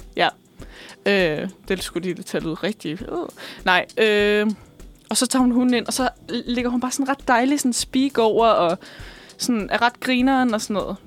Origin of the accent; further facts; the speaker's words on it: Bornholm, Capital Region of Denmark, Denmark; jeg er fra Bornholm